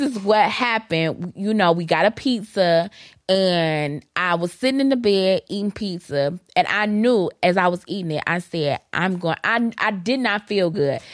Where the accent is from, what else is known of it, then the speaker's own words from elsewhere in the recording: Detroit, Michigan, United States; I'm from Detroit